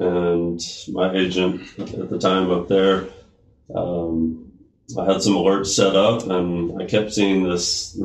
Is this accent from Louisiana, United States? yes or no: no; Marietta, Georgia, United States; also born or lived in Spring Hill, Tennessee; now in Columbia, United States; I grew up in Marietta